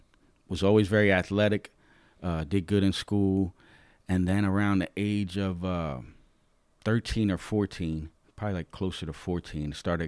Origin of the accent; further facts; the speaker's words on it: New York, United States; now in Lancaster, United States; I'm originally from New York, the Bronx. My mom and stepdad, my sister and I decided to move from New York, the Bronx, to Lancaster